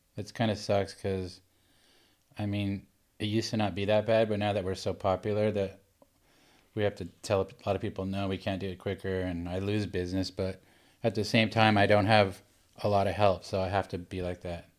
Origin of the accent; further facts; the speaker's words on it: Laguna Beach, California, United States; I grew up in Laguna Beach.